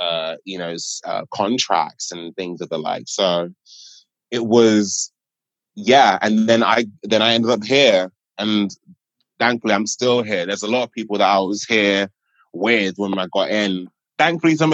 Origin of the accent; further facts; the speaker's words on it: London, United Kingdom; I'm a British Nigerian boy. I grew up in Catford